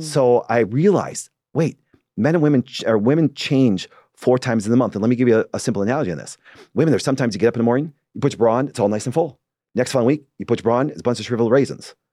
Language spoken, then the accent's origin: English; Green Bay, Wisconsin, United States; I'm from Green Bay, Wisconsin.